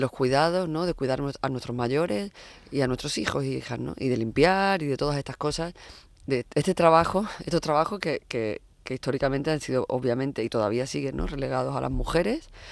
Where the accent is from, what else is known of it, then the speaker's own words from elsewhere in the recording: Huelva, Andalusia, Spain; now in Madrid, Spain; me he criado en Huelva, bueno, no solo me he criado, soy de Huelva